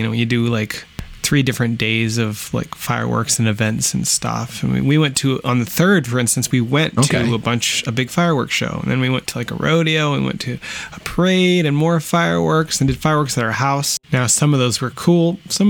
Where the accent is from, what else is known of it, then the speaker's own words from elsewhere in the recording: United States; moved away; also born or lived in Vancouver area; my wife is Canadian and I'm American